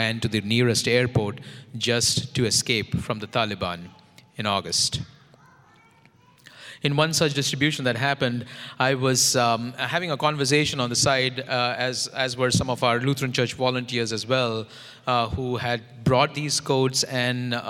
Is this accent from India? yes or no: yes; India; now in St. Louis, United States; I am from India